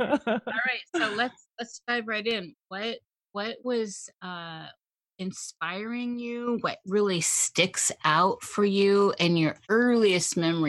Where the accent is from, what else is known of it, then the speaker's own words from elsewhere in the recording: Midwest, United States; As a Midwesterner